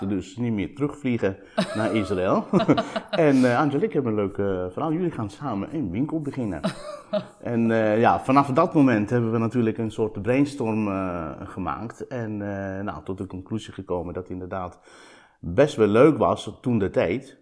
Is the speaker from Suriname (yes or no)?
no; Sicily, Italy; Dutch is a second language; moved away as an adult; also born or lived in Delft, Netherlands / Leiden, Netherlands / Amsterdam, Netherlands; now in Netherlands; Ik kom uit een handelsfamilie uit Sicilië die altijd in de levensmiddelhandel heeft gezeten